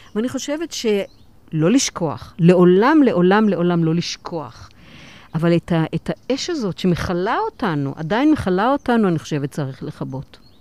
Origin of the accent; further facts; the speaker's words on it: Kiryat Gat, Southern District, Israel; אני גדלתי בקריית גת, בשכונה, בשכונת עולים